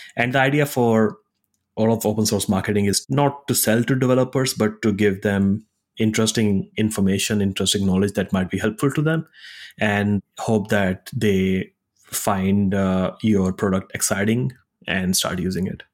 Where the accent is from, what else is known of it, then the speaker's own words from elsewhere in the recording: India; moved away as an adult; also born or lived in Singapore / Zurich, Switzerland / United States; I grew up in India, went to college in Singapore